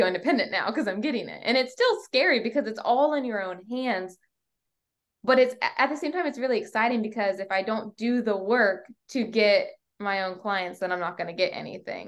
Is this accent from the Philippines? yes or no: no; York County, Virginia, United States; also born or lived in Portsmouth, Virginia; I was born in Portsmouth, Virginia, and, um, we moved up to York County, Virginia, so not far like, an hour away when I was in third grade.